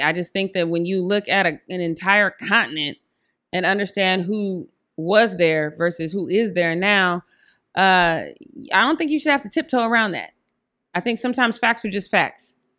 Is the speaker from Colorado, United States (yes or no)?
yes; Denver, Colorado, United States; I'm from Denver